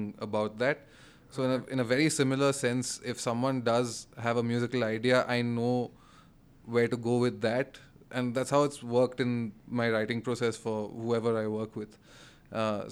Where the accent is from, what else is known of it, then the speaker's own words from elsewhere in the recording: Kolkata, West Bengal, India; moved away as an adult; now in Bangalore, India; I was born and brought up in Calcutta